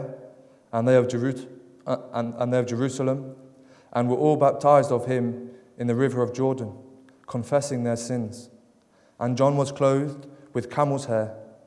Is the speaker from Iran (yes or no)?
no; Derby, East Midlands, United Kingdom; I come from Derby, down in England